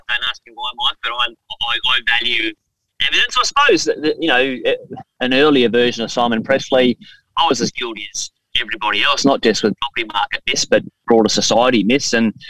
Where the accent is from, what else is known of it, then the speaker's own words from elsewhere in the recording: Australia; but as an Australian citizen, this is a beautiful, diverse country, and there's very few parts of Australia that I haven't been to, either to live or work or invest.